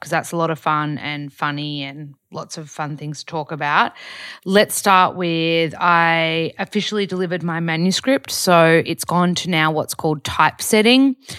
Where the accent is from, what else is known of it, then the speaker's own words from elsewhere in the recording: Australia; moved away as an adult; also born or lived in Byron Bay; now in Los Angeles, United States; I'm the only Aussie in the class